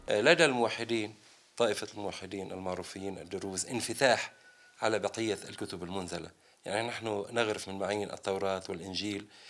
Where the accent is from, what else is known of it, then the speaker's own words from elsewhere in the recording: Lebanon; في بلدنا لبنان